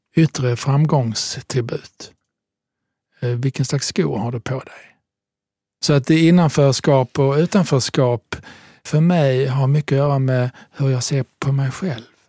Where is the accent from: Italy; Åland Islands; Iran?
Italy; Southern Italy; now in Sweden; jag är född i södra Italien